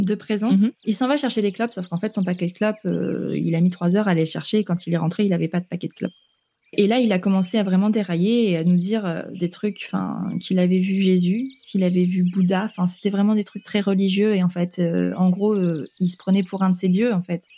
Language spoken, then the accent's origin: French; northern France, France; moved away as an adult; also born or lived in Vancouver, Canada; je viens du nord de la France